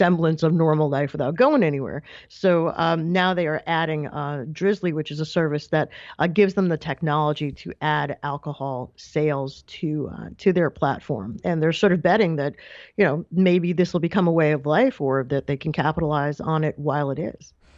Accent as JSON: {"language": "English", "region": "New York", "country": "United States", "also_born_or_lived": "Massachusetts", "said": "I'm, I'm from New York"}